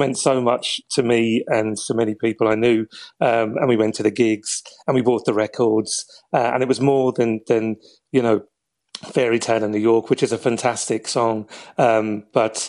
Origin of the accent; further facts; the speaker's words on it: London, United Kingdom; moved away; I was 12 years old. I was born to parents from Wexford, and I was living in Southeast London.